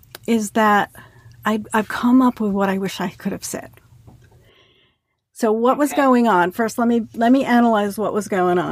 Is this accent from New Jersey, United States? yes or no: yes; New Jersey, United States; moved away as an adult; now in Indiana, United States; I grew up in New Jersey